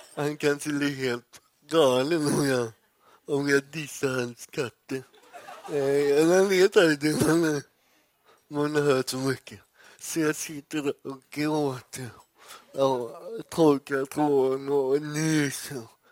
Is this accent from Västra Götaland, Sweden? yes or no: yes; Gothenburg, Västra Götaland, Sweden; Jag är uppvuxen i Göteborg